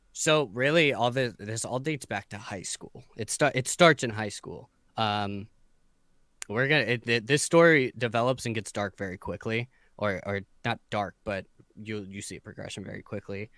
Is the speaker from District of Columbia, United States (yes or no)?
no; San Diego, California, United States; I'm from San Diego, uh, just like yourself, but I was born and raised here